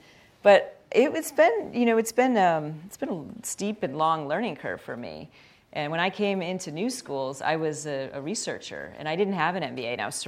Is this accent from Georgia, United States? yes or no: no; Glen Ellyn, Illinois, United States; I grew up in outside of Chicago, and I grew up in a suburb, Glen Ellyn, and it was a western suburb and very middle class community.